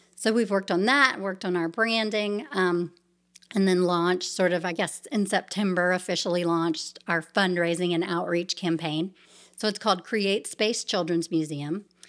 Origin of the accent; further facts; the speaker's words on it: Savannah, Georgia, United States; moved away as an adult; also born or lived in New York City; I grew up in Savannah, Georgia, born and raised there.